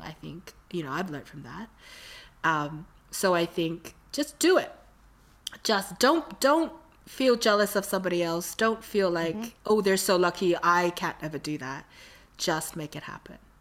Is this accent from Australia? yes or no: yes; Australia; I was from Australia.